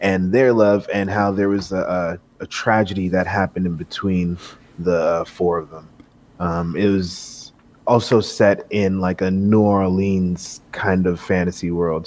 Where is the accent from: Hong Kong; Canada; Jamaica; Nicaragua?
Jamaica; As a Jamaican dude growing up